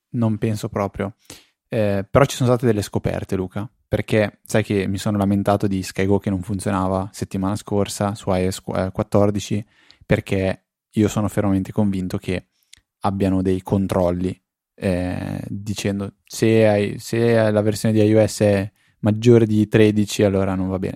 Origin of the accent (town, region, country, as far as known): Italy